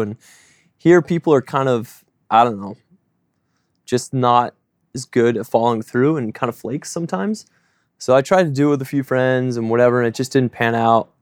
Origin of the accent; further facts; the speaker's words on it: South Shore, south of Boston, Massachusetts, United States; now in Oregon, United States; growing up south of Boston, um, grew up frugal in a religious family